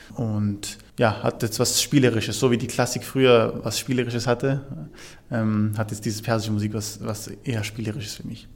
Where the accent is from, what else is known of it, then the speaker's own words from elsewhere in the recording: Vorarlberg, Austria; moved away; also born or lived in Basel; ich bin ja in Vorarlberg aufgewachsen